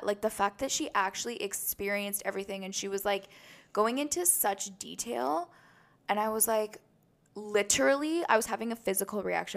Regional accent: Canada; We're proud Canadians

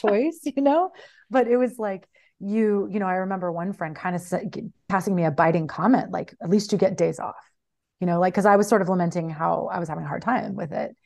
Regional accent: Midwest, United States; moved away as an adult; also born or lived in Mexico; I grew up in the Midwest, spent my twenties in Mexico

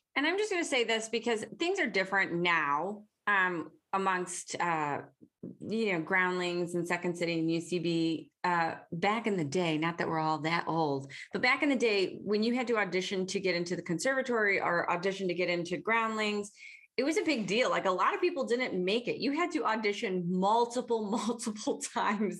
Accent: Detroit, Michigan, United States; accent: Detroit; I'm from Detroit. We have a weird accent.

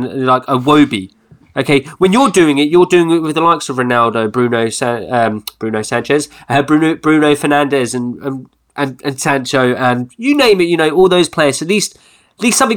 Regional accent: England, United Kingdom; we're English

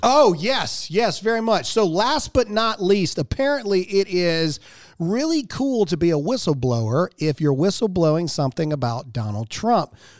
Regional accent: Mississippi, United States; I'm from Mississippi

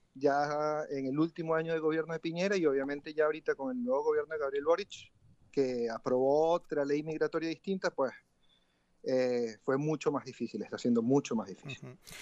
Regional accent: Venezuela; moved away as an adult; also born or lived in Chile; Yo salí de Venezuela en el año 2017, enero de 2017, hace ya cinco años

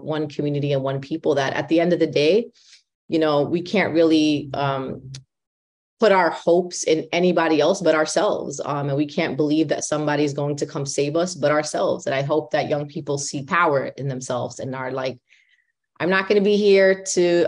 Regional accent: New York City, New York, United States; accent: heavy New York; I'm a born and raised Brooklynite from New York. That's very, very important part of my identity and explains my nice heavy accent from New York

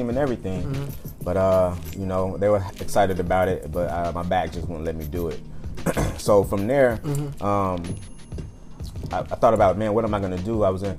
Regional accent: Waco, Texas, United States; moved away as an adult; also born or lived in Houston, Texas; now in Seattle, United States; I'm from Waco, Texas.

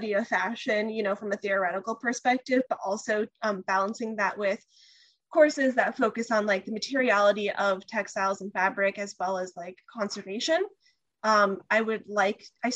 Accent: California, United States; I'm from California.

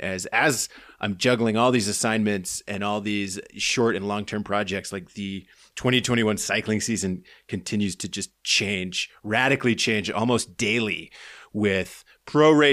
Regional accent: United States; as an American

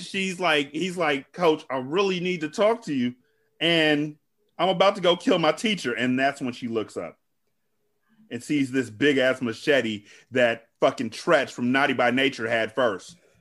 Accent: California, United States; I'm from California

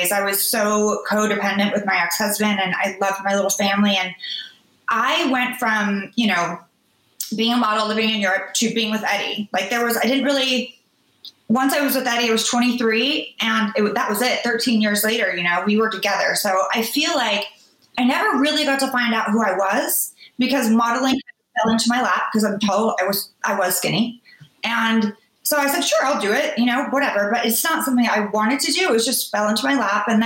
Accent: United States

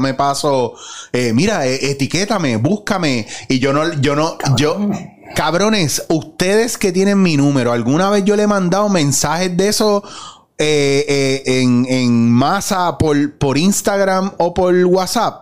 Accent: Puerto Rico; nosotros como puertorriqueños

